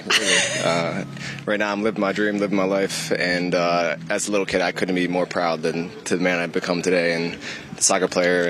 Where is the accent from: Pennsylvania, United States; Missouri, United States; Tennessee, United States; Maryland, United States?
Pennsylvania, United States; Philadelphia; moved away as an adult; also born or lived in Birmingham; now in London, United Kingdom; I'm from Philadelphia, so it's about an hour and a half, 2 hours away from here.